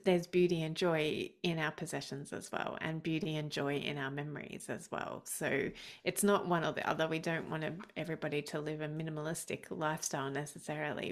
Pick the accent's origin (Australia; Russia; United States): Australia; I'm Australian.